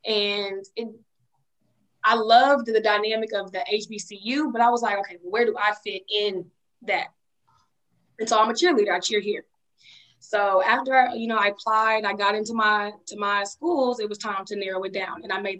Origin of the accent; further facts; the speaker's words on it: Dallas, Texas, United States; I'm from Dallas, Texas.